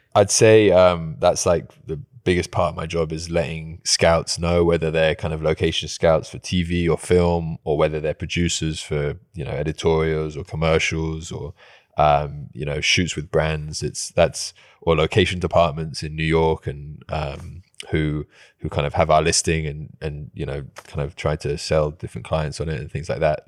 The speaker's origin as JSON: {"language": "English", "region": "England", "country": "United Kingdom", "moved": "yes", "said": "I'm English"}